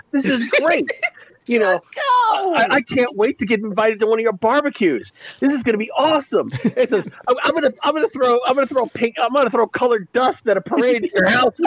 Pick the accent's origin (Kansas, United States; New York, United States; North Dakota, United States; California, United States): New York, United States; I'm a New Yorker. I've grown up around every shade